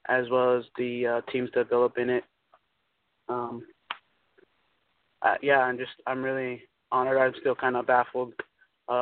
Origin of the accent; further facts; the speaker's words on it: Utah, United States; also born or lived in Long Beach, California; I was born in Long Beach, California, and I've been in Utah since I was four. So I'm a Utah girl